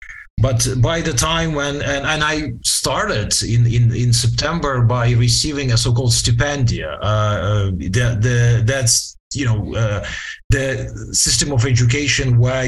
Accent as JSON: {"language": "English", "country": "Ukraine", "tie": "born or raised there", "first_language": "Ukrainian", "second_language": "English", "said": "But I was born in a sort of a very small provincial mountainous settings, still during the times of the former Soviet Union, which made me graduate from the secondary school there in 1991 with the command in knowledge of Ukrainian as my mother tongue and Russian"}